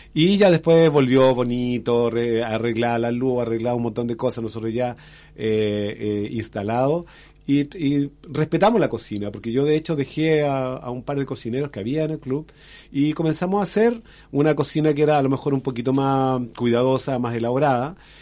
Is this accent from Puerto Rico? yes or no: no; Renca, Santiago Metropolitan Region, Chile; moved away as an adult; also born or lived in Independencia / Maule; now in Curicó, Chile; yo nací en Independencia, pero me crié en, en, Renca, que queda al lado